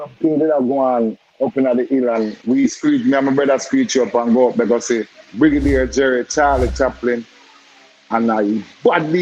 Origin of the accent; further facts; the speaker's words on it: Kingston, Jamaica; also born or lived in Pineland / Balaclava; I grew up in Nannyville. That's on Mountain View. But I born in Almanton, but I grew up in Nannyville and Pineland.